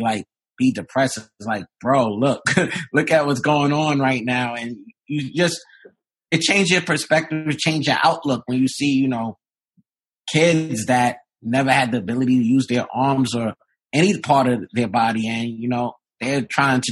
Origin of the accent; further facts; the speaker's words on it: New York City, New York, United States; I'm from Brooklyn, New York